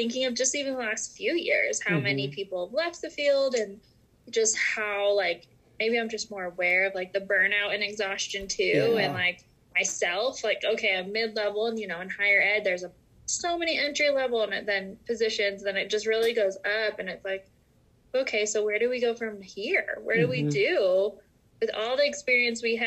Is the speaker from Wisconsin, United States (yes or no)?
no; Salt Lake City, Utah, United States; I was born and raised in Salt Lake City